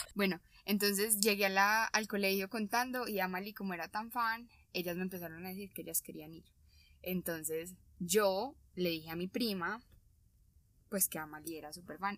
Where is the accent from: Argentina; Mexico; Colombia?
Colombia; somos de Colombia